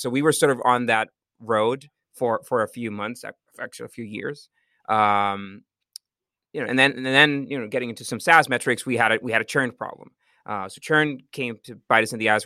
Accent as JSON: {"language": "English", "country": "Costa Rica", "said": "I'm from Costa Rica."}